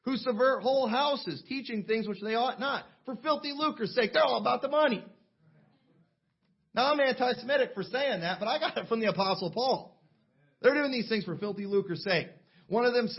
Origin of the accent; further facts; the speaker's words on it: United States; I was born in the United States